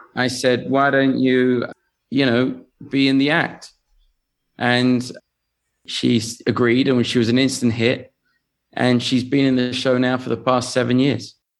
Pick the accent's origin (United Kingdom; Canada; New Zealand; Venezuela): United Kingdom; England; accent: English; moved away as an adult; now in Las Vegas, United States; I come from England